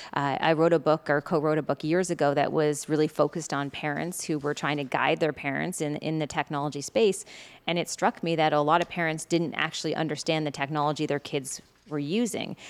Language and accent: English; Prince Edward Island, Canada; growing up on Prince Edward Island